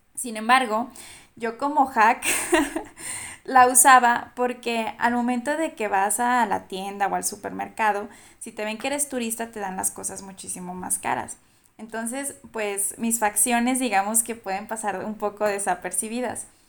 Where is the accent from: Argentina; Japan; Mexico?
Mexico; Durango; yo soy de Durango, yo soy de Durango